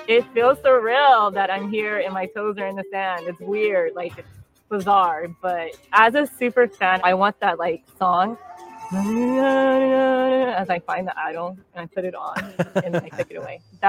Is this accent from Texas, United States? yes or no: yes; San Antonio, Texas, United States; now in Montreal, Canada; I am a fitness trainer / fitness business owner and grew up in San Antonio, but I live in Montreal now.